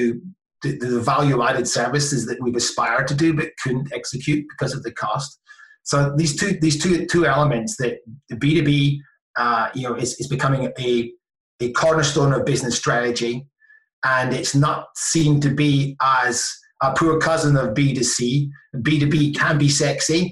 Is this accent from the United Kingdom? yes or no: yes; Scotland, United Kingdom; I'm Scottish